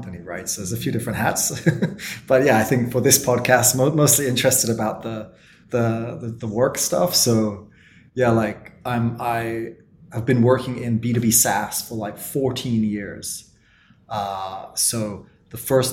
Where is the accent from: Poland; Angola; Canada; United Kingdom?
United Kingdom; Oxford, South East England; moved away as an adult; also born or lived in Berlin, Germany; now in South Korea; my hometown is Oxford in England